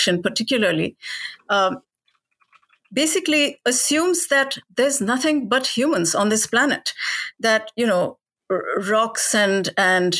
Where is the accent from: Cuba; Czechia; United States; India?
India; Delhi; Ever since I was a child, you know, growing up in Delhi, where I was surrounded by animals